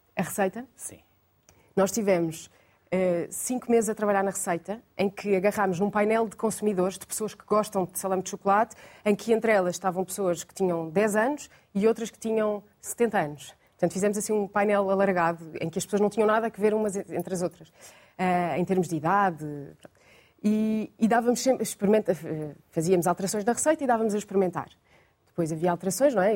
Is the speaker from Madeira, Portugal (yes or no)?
no; Lisbon, Portugal; sou, de Lisboa